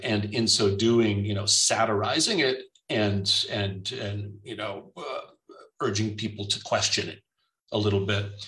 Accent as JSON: {"language": "English", "country": "United States", "moved": "yes", "lives_now": "Germany", "said": "It's not just me as the American"}